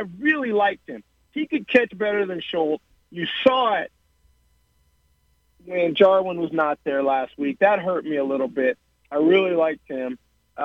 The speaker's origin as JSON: {"language": "English", "region": "Texas", "country": "United States", "said": "being a Texan"}